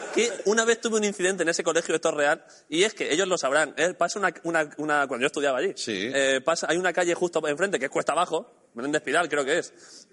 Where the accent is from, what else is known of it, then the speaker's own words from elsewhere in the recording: Orcera, Andalusia, Spain; en Orcera, en mi pueblo